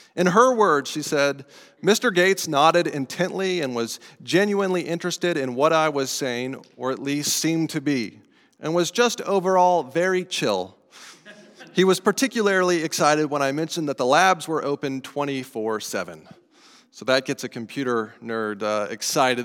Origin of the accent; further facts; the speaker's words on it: Colorado, United States; moved away; I grew up in Colorado